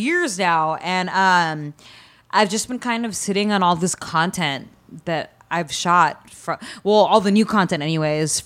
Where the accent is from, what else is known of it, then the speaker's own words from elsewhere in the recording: Stockton, California, United States; now in Los Angeles, United States; I haven't been to my hometown in forever. Usually my parents come visit me in L.A., because it's Stockton